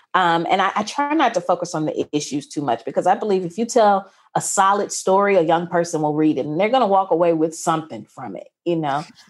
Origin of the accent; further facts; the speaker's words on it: Mississippi, United States; I was going to a mostly white, upper-class, private Christian school in conservative Mississippi